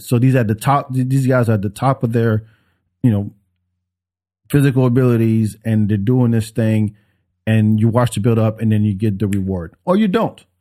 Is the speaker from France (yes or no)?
yes; Paris, Île-de-France, France; now in Texas, United States; even though I grew up in France, I would be for Paris 'cause that's the, that's where I'm from.